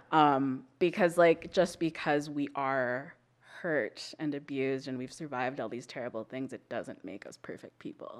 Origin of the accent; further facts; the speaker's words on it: Calgary, Alberta, Canada; I grew up in Calgary. I was born and raised here